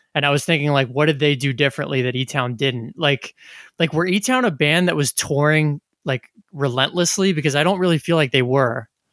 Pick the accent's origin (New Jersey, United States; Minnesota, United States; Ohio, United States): New Jersey, United States; growing up in New Jersey